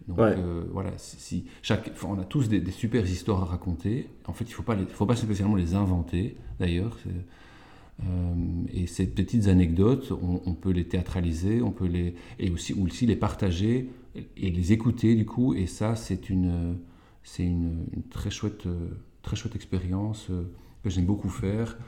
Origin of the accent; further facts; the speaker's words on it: Walloon Brabant, Wallonia, Belgium; now in Leuven, Belgium; je suis originaire du Brabant wallon euh, et maintenant je vis à Louvain-Leuven.